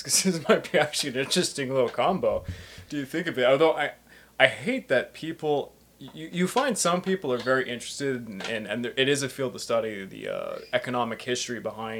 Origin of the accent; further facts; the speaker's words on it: Canada; we're Canadian